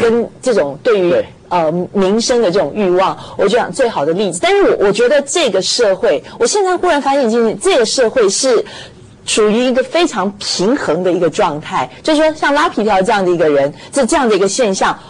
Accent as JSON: {"language": "Chinese", "country": "Taiwan", "said": "我们台湾人说"}